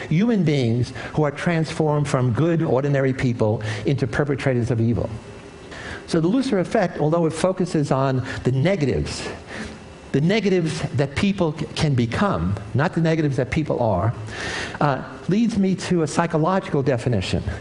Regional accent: New York, United States; When I was a kid growing up in the South Bronx, inner city ghetto in New York, I was surrounded by evil

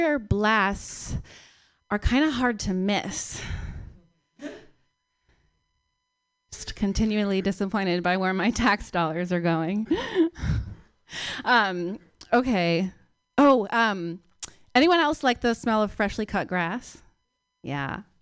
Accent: Palo Alto, California, United States; moved away; also born or lived in New York; I moved here about 2 years ago from New York, but I'm from Palo Alto originally.

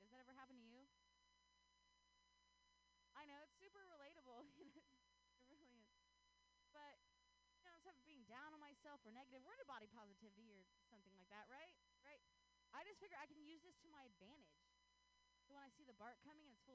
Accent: Ohio, United States; now in Bay Area, United States; I grew up in Ohio.

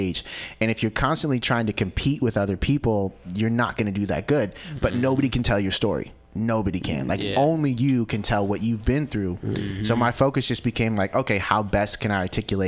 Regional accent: Santa Cruz, California, United States; born and raised in Santa Cruz

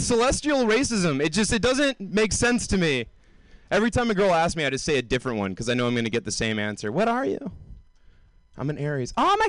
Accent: the South, United States; moved away; Like, when I moved here from the South, like, deep, deep South, I didn't know anything about astronomy.

